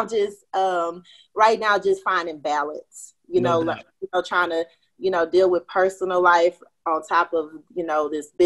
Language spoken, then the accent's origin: English; Houston, Texas, United States; I'm from Houston, Texas, a.k.a. H-Town. You know, born and raised here. Haven't lived anywhere else.